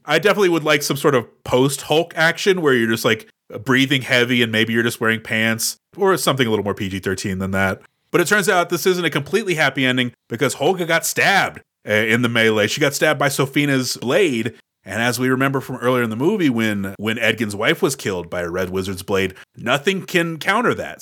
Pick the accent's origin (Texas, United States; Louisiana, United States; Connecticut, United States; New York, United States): Texas, United States; Houston; I grew up in Houston, Texas.